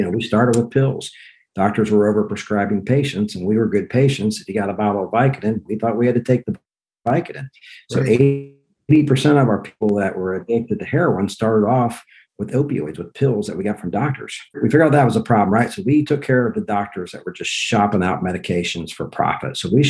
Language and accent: English; Dayton, Ohio, United States; I was born in Dayton, Ohio, lifelong Catholic